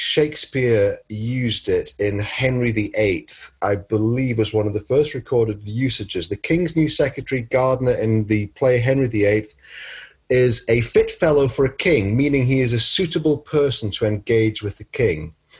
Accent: United Kingdom; because we're British and everything is basically a footnote to the Victorian period in our country

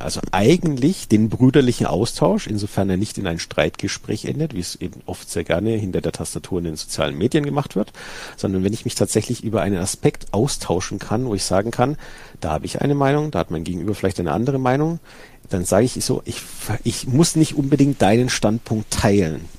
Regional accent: Franconia, Bavaria, Germany; ich komme hier aus dem Bereich Franken

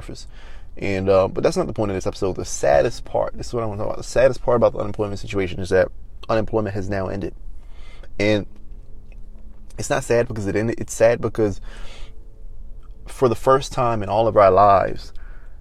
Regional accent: Maryland, United States; moved away; my home state, Maryland, which I don't live in Maryland anymore

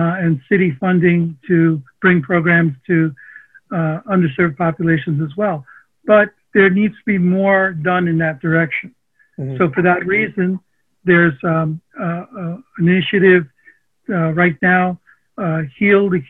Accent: New York City, New York, United States; first language Armenian; English is a second language; also born or lived in Long Island; I'm a New Yorker. I grew up in Sunnyside, Queens.

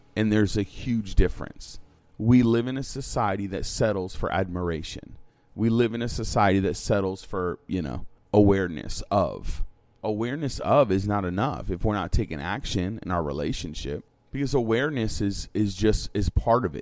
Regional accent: New London, Connecticut, United States; I was born in New London. Like, this is my city. Like, this is where I came from.

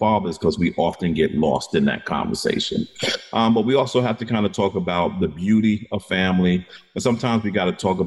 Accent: New York, United States; I'm a New Yorker

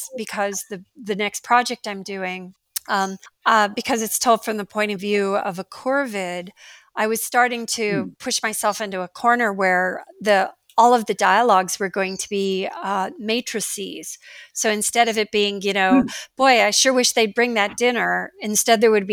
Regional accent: Iowa, United States; my personal experience growing up in Iowa in the 1960s

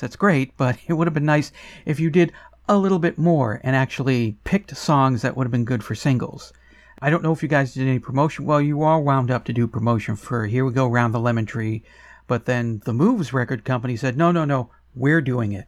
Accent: United States; I was born in America

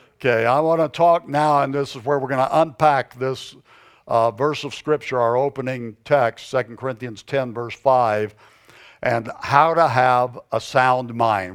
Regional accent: the South, United States; moved away as an adult; now in Arizona, United States; I was born and raised in the South.

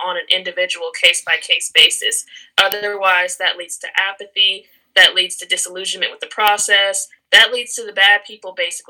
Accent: Glasgow, Virginia, United States; I'm specifically from Glasgow

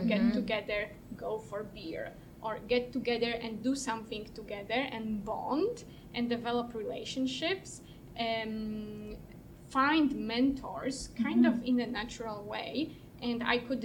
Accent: Poland; moved away as an adult; now in Canada; I'm from Poland, and I studied law in Poland

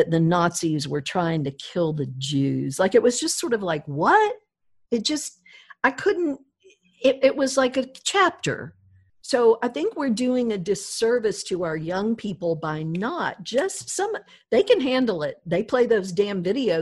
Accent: Deep South, United States; growing up in the South, the Deep South

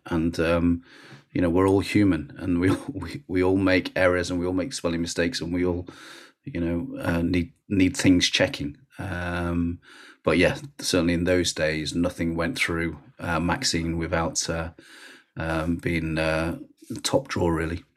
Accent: Rochdale, North West England, United Kingdom; also born or lived in Warrington; grew up in Rochdale

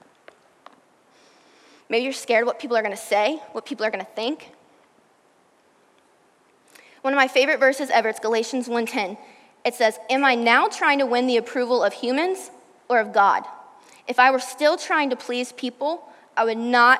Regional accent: Virginia, United States; now in Texas, United States; I'm from Virginia.

